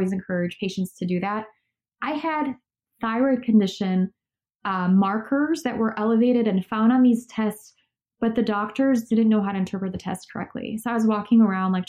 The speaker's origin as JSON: {"language": "English", "country": "Poland", "tie": "born or raised there", "also_born_or_lived": "Chicago, United States / Los Angeles, United States", "moved": "yes", "said": "I grew up in Poland, which is next to the Ukraine"}